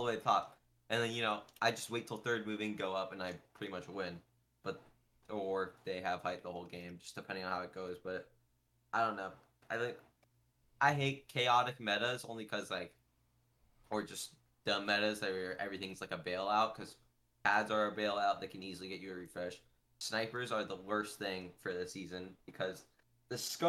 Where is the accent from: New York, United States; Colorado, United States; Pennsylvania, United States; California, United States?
California, United States; Orange County; I'm from Orange County